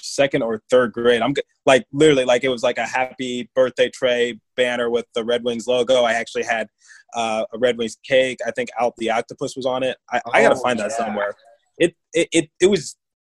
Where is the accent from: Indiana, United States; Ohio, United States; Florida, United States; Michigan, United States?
Michigan, United States; Detroit; now in Philadelphia, United States; I live in Philadelphia. I grew up in Detroit